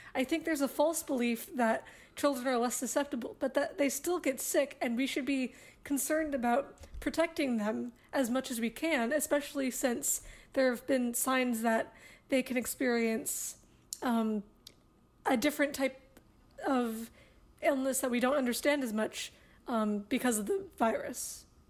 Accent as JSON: {"language": "English", "country": "United States", "said": "As an American"}